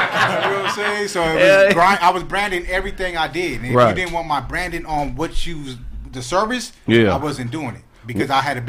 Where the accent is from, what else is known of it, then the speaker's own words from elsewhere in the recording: Pomona, California, United States; growing up in Pomona